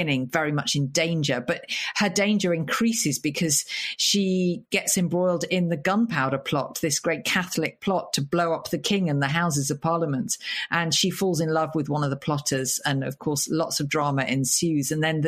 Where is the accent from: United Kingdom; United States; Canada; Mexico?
United Kingdom; Lincoln, East Midlands; Lincoln is my hometown. That's where I was born.